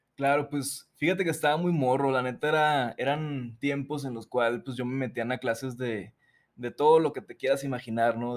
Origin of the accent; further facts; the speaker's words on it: Mazatlán, Sinaloa, Mexico; moved away as an adult; also born or lived in Mexico City; yo nací en Mazatlán, soy de Mazatlán, Sinaloa, eh, vivía ahí hasta mis 21 años